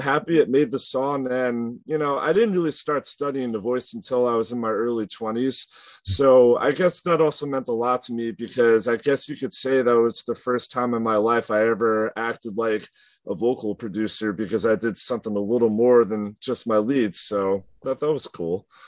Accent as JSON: {"language": "English", "area": "Long Island", "region": "New York", "country": "United States", "said": "we're from Long Island, east of like New York City."}